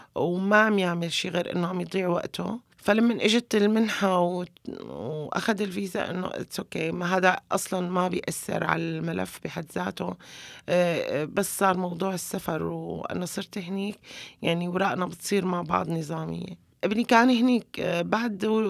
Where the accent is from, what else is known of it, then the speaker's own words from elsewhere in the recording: Homs, Homs Governorate, Syria; moved away as an adult; now in Istanbul, Turkey; لما طلعت من من حمص تحديدا من الوعر